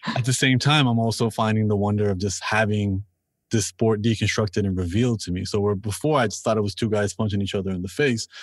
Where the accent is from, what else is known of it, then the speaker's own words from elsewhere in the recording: Toronto, Ontario, Canada; I'm from Toronto and I'm born and raised here